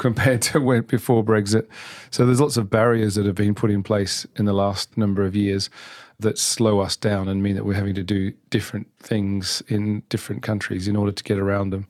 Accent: Geelong, Victoria, Australia; moved away as an adult; now in United Kingdom; I'm from Australia, from a city called Geelong, which is actually the, kind of the Ford town in Australia. So I grew up around cars

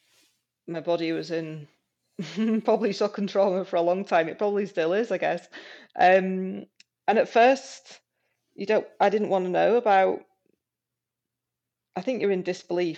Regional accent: Yorkshire and the Humber, United Kingdom; moved away as an adult; also born or lived in Aberdeen, Scotland; I went to one in Yorkshire, where I'd only 6 months ago left and where my family were

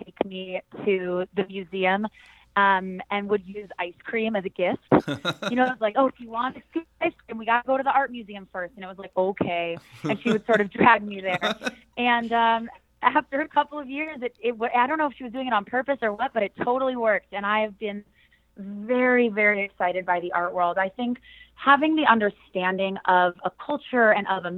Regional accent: San Diego, California, United States; moved away as an adult; also born or lived in Los Angeles; now in New York City, United States; I was born in San Diego, California

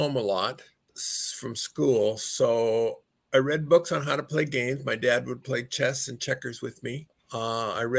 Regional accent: Los Angeles, California, United States; also born or lived in Gardena / Torrance; I grew up in Greater Los Angeles and Gardena to start with and Torrance

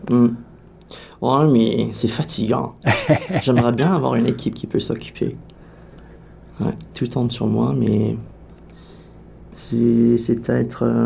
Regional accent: Canada; Alliant, je crois que le fait que je suis canadien, que je joue un instrument un peu bizarre.

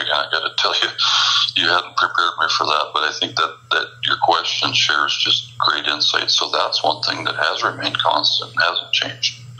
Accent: Midwest, United States; growing up in the Midwest

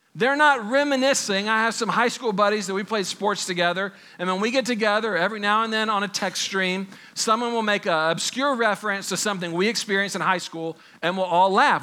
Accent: Texas, United States; growing up in Texas as a kid

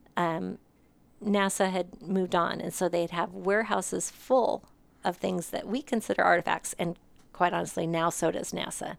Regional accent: Montana, United States; moved away as an adult; also born or lived in Nevada, Missouri / Phoenix, Arizona; now in Hutchinson, United States; I was born and raised in Montana

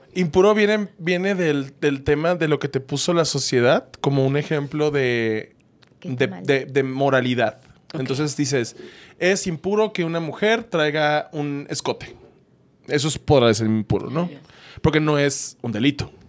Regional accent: Hermosillo, Sonora, Mexico; now in Mexico City, Mexico; Yo soy de Hermosillo

